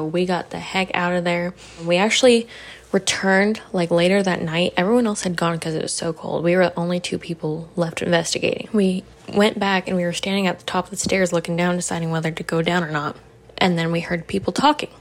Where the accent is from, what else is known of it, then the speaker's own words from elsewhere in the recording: Oklahoma, United States; I'm from Oklahoma